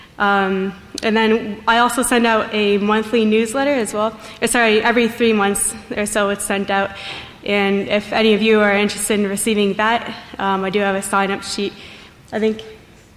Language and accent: English; Tecate, Baja California, Mexico; I'm from Tecate, Mexico.